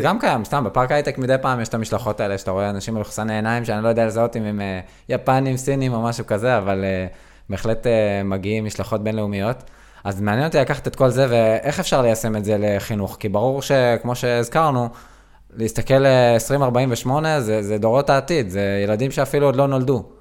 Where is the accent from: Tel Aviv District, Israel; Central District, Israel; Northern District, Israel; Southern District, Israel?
Southern District, Israel; אני דרומי, אני דרומי